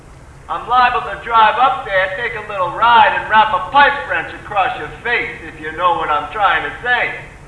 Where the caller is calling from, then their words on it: Brooklyn, New York, United States; I'm calling in from Brooklyn.